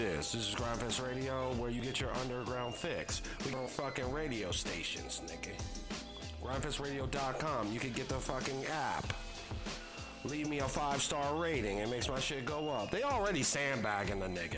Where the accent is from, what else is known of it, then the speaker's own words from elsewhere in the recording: Philadelphia, Pennsylvania, United States; also born or lived in New York; I'm from Philadelphia